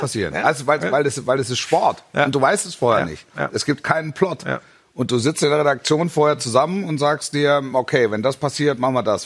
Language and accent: German; Stuttgart region, Baden-Württemberg, Germany; ich bin ja in der Region groß geworden